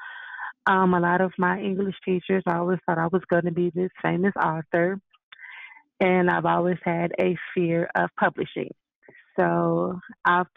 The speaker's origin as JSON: {"language": "English", "town": "Tulsa", "region": "Oklahoma", "country": "United States", "tie": "born or raised there", "moved": "yes", "lives_now": "Colorado, United States", "said": "I grew up in Tulsa, Oklahoma"}